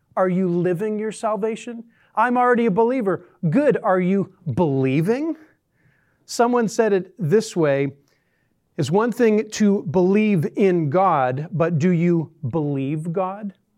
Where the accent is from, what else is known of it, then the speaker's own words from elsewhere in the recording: Southern California, United States; moved away as an adult; now in Northwest Arkansas, United States; I live right now in Northwest Arkansas. I grew up in Southern California